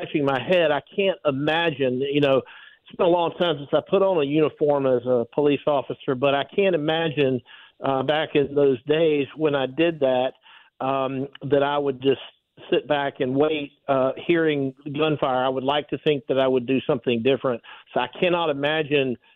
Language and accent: English; South Georgia, United States; I grew up in South Georgia